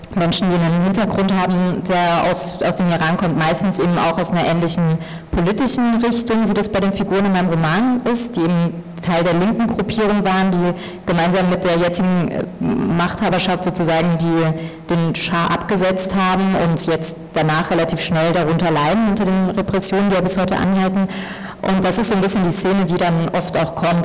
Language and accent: German; Germany; ich bin in Deutschland geboren und aufgewachsen